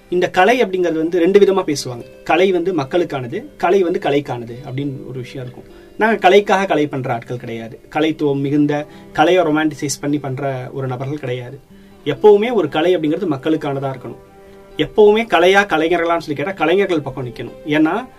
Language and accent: Tamil; Thanjavur, Tamil Nadu, India; என்னோட சொந்த ஊர் தஞ்சாவூர்